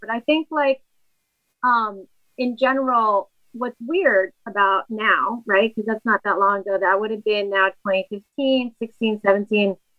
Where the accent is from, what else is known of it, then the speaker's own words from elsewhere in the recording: Ecuador; moved away; Ecuador, where I'm from, they had their dollarization. And so it was kind of like the Great Depression financially in my home country.